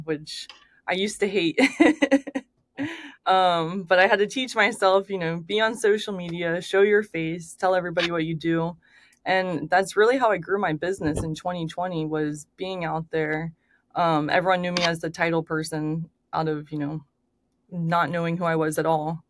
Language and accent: English; Daytona Beach, Florida, United States; now in Orlando, United States; I grew up in Daytona, but I moved to Orlando when I was 15